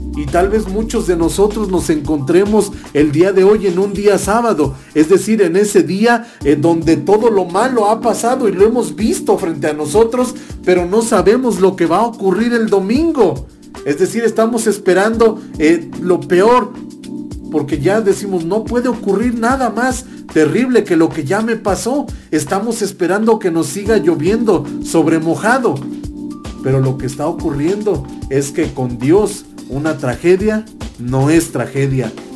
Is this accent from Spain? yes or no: no; Mexico; como República Mexicana o como país, como nación que somos, como México